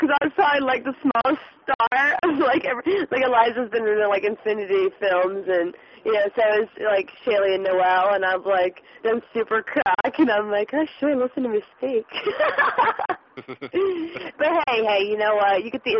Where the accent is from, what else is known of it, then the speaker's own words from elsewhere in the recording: Scotland, United Kingdom; I mean, we're all Scottish, like my mom and my all my grandparents born and raised Scotland, Aberdeen, and we're just like close-knit family